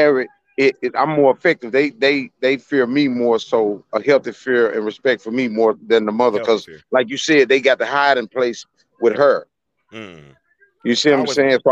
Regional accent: Little Rock, Arkansas, United States; I'm from Little Rock, Arkansas

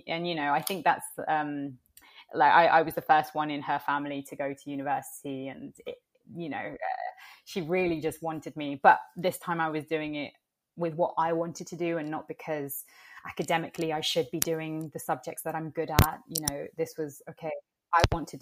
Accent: London, United Kingdom; also born or lived in Italy; growing up in the UK, there is not a lot of representation for, I guess, well, Indigenous peoples. There is a small Latinx community here in London, and I grew up in the Latinx

